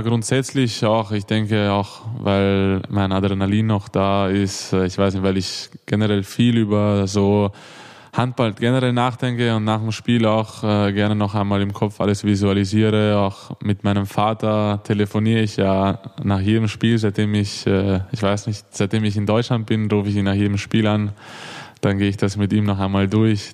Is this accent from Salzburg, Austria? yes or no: no; Vienna, Austria; accent: Viennese; moved away as an adult; also born or lived in Hannover; now in Melsungen, Germany; bin ja eigentlich in Wien geboren